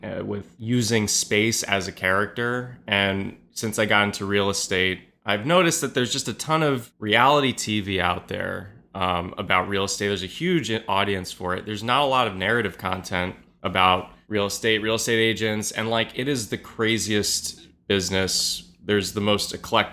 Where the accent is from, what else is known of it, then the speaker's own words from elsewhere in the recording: New York City, New York, United States; I grew up in the West Village